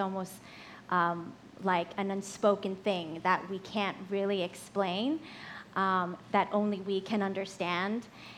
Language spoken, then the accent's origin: English; Hawaii, United States; I'm from Hawaii.